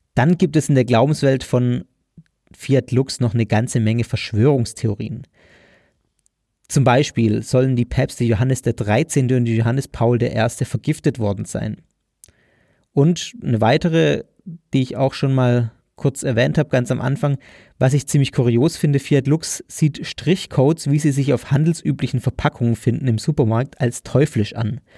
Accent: Germany; als Deutscher

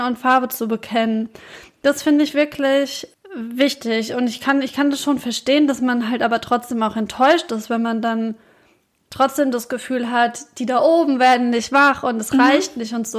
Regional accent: Gelnhausen, Hesse, Germany; bei uns in Gelnhausen

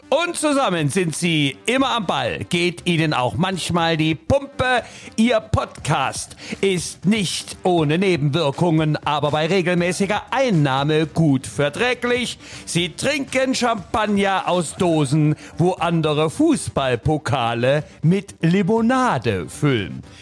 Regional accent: Leipzig, Saxony, Germany; dessen ungeachtet freuen wir uns natürlich als Leipziger für die äh, Kolleginnen und Kollegen ähm, vom Kotterweg.

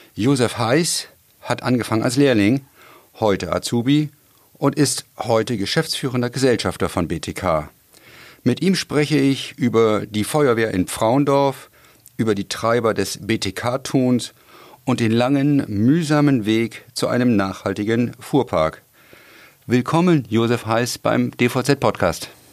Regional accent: Hamburg, Germany; als Hamburger

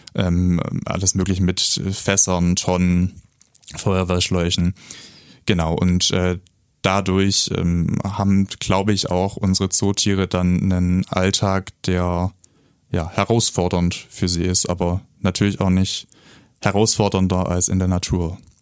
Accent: Stuttgart, Baden-Württemberg, Germany; accent: Swabian; moved away as an adult; now in Augsburg, Germany; ich komme gebürtig gebürtig aus Stuttgart. Ähm, ja, vielleicht gehe ich trotzdem als Schwabe durch hier

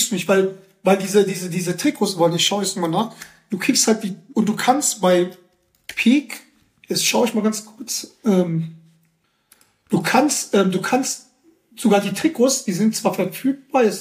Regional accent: Germany; born there; Ich bin zwar in Deutschland geboren, aber wurde danach eingebürgert.

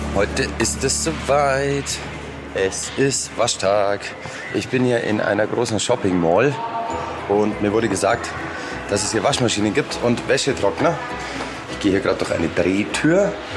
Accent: Germany

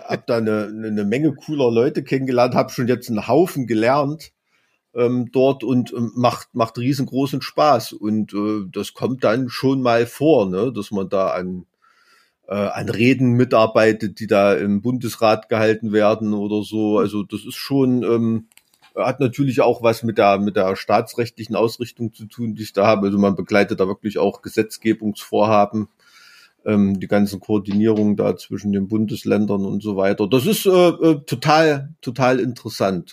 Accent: East Germany, Germany; ich bin da in der DDR als Kind aufgewachsen

